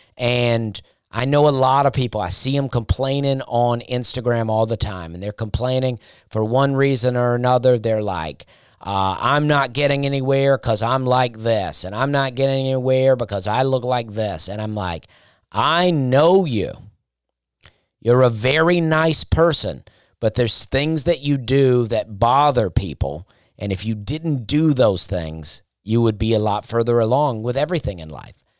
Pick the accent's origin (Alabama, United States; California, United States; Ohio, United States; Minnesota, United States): Alabama, United States; Opelika; moved away as an adult; also born or lived in Charleston; now in Nashville, United States; I grew up in Alabama